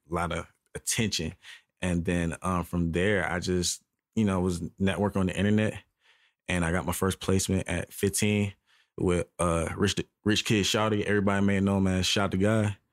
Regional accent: Charleston, South Carolina, United States; now in Atlanta, United States; I'm from South Carolina, which is close to, you know what I'm saying, Atlanta, but it's a little more country-ier.

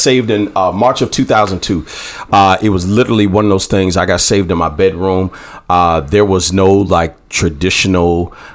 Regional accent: Virginia, United States; moved away as an adult; now in Durham, United States; I am originally from Virginia, came here in 94 to go to school at North Carolina Central University

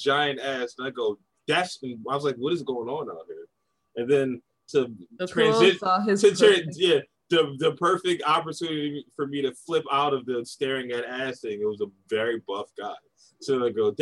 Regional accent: Philadelphia, Pennsylvania, United States; I was born in North Philly.

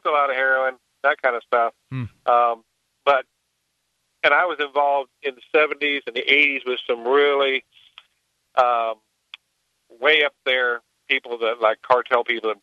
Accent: Florida, United States; moved away; I come from Florida, so I know what the immigrants look like because we have a lot of migrant workers that have been there. I was down there for 40 years, and, you know, when I was growing up, we went to school with the migrant kids

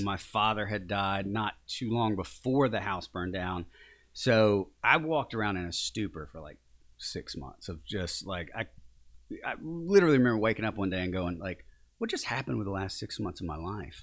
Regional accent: Mooringsport, Louisiana, United States; also born or lived in Shreveport, Louisiana / Baton Rouge, Louisiana; I grew up in a, a very small town, it's twenty miles north of, I was born in Shreveport because they're you know, no hospitals in Morningsport, Louisiana, but that's actually where I'm from

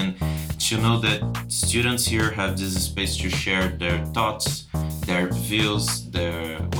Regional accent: Brazil; now in Canada; I'm from Brazil. Brazil, we don't have squirrels.

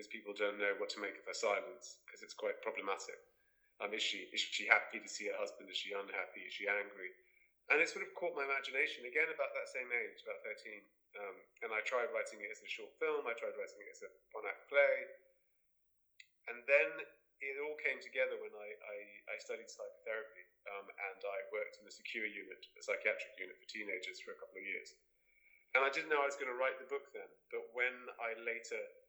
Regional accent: Cyprus; I grew up in Cyprus, in the Mediterranean

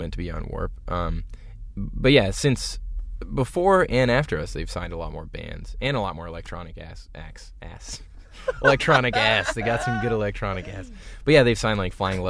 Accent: Midland, Ontario, Canada; growing up in Midland, Ontario in the 90s

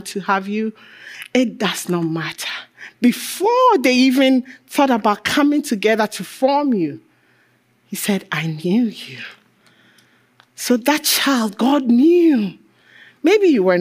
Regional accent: Ghana; I'm African. I'm Ghanaian.

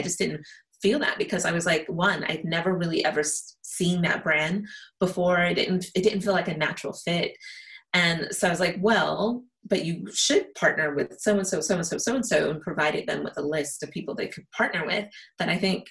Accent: United States; I'm American

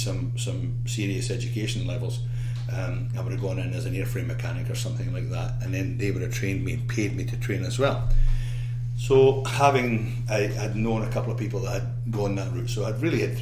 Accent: Isle of Arran, Scotland, United Kingdom; I come from the Isle of Arran, which is a very small place. Geographically off the west coast of Scotland, only about 3,000 people

